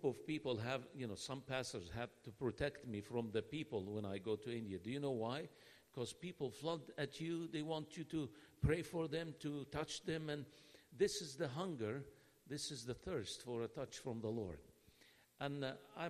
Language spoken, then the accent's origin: English; Nazareth, Northern District, Israel; I'm from Nazareth